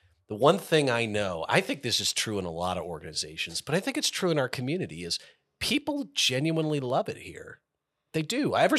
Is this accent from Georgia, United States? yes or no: no; Indiana, Pennsylvania, United States; I grew up in Indiana